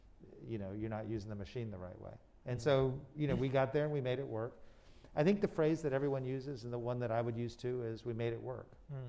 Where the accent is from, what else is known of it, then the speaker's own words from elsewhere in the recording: Miami, Florida, United States; I grew up in Miami and we had Savings of America.